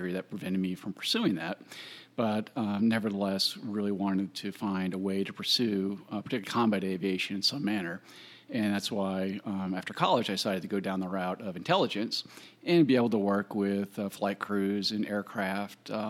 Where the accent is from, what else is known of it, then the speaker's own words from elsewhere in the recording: Virginia, United States; I grew up in Virginia.